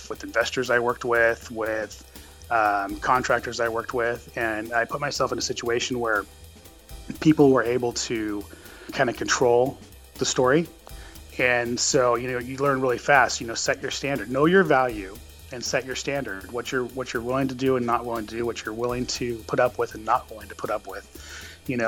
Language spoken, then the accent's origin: English; Turlock Modesto area of California, United States; now in Fresno, United States; I am from the Turlock Modesto area of California originally.